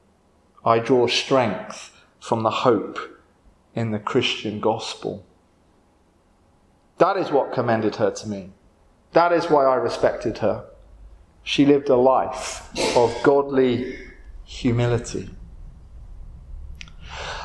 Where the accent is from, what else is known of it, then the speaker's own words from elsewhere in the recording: Windsor, South East England, United Kingdom; also born or lived in London; I grew up near Windsor Castle